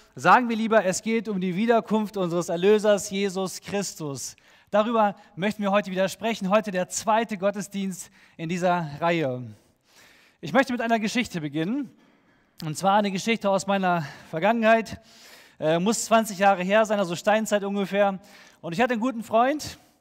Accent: Germany; als Deutscher

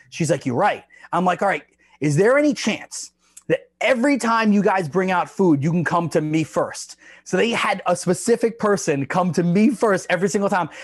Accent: Long Island, New York, United States; I grew up in New York

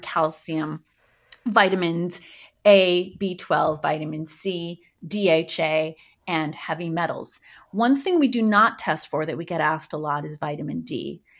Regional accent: Montreal, Quebec, Canada; moved away as an adult; also born or lived in Los Angeles, United States; I grew up in Montreal, went to med school there

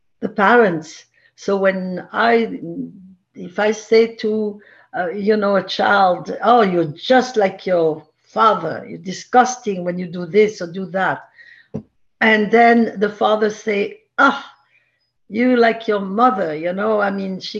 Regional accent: Marseille, Provence-Alpes-Côte d'Azur, France; English is a second language; moved away as an adult; also born or lived in Paris, France / Miami, United States; now in New York City, United States; I was born in Marseille, grew up there

